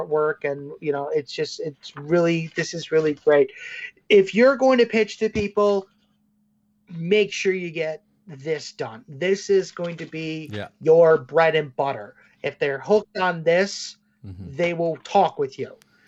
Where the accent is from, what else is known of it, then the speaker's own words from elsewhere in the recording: Chicago, Illinois, United States; now in Davenport, United States; I'm originally from Chicago